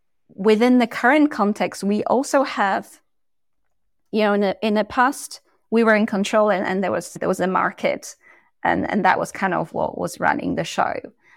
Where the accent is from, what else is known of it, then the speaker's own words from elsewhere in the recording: Poland; And again, I came from Poland and I speak multiple languages, and whichever language I speak, there is a different persona that comes with that as well.